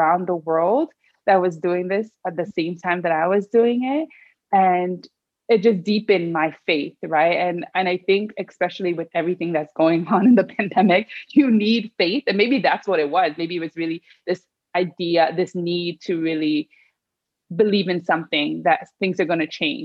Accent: Sierra Leone; I'm from Sierra Leone

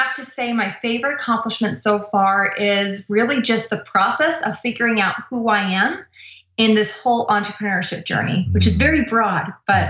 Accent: Irvine, California, United States; Irvine, California.

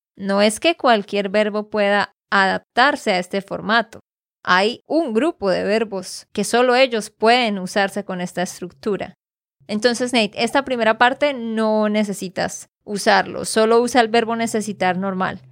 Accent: Santander, Colombia; de Santander, Colombia

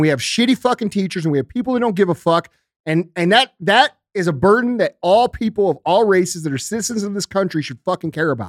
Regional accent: St. Louis, Missouri, United States; I come from Saint Louis

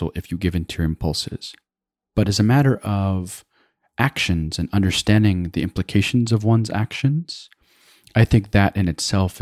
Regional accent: Afghanistan; now in United States; I hail from Afghanistan, and here I was always othered, in particular as it pertains to our background as Muslim Americans

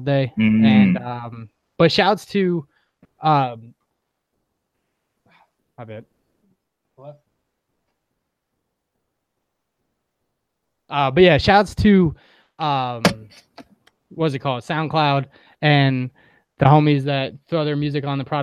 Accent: New York, United States; moved away; I'm from New York

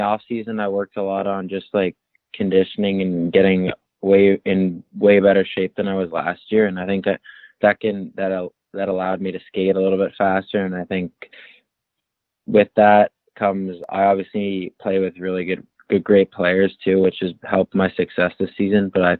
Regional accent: Glenwood, Maryland, United States; also born or lived in Ajax, Canada / Toronto, Canada; So I was born in Ajax, Ontario. So I was born in Canada, but I ended up moving to Glenwood when I was around 11 and played for a couple teams in the U.S., like Team Maryland's one of them.

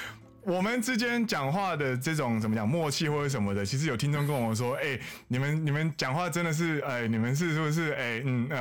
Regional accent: Taiwan; 我们是台湾人，好不好？我们台湾人。

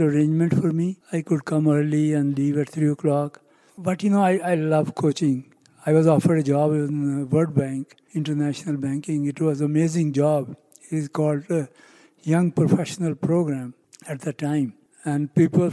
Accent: Pakistan; now in United States; I come from Pakistan. I came here at a very young age.

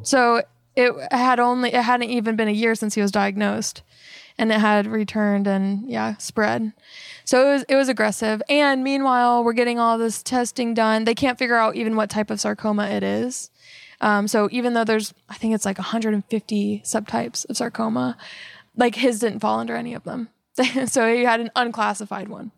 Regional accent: Melbourne, Florida, United States; moved away as an adult; also born or lived in Tallahassee, Florida / Atlanta, Georgia / Germany / San Antonio, Texas; now in Texas, United States; I'm from Florida. uh, Melbourne, Florida

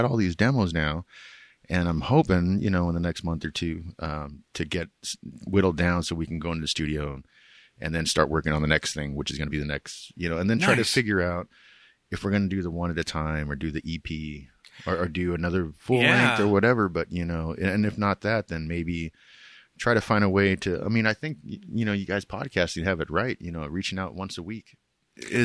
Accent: California, United States; now in Washington, United States; we grew up together in California

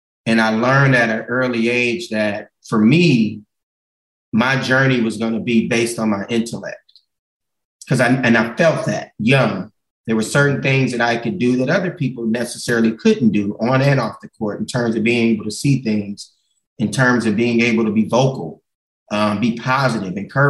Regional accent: Gardena, California, United States; I grew up in Gardena, man, right on 132nd and Van Ness, about 200 yards from Raleigh Park

